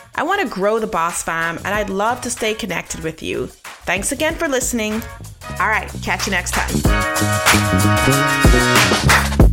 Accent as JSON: {"language": "English", "town": "Nassau", "region": "New Providence", "country": "Bahamas", "tie": "born or raised there", "also_born_or_lived": "Richmond, Virginia / Baltimore, Maryland / Washington, D.C. / Austin, Texas", "moved": "yes", "said": "I'm from Nassau, Bahamas in the Caribbean, where I was born and raised"}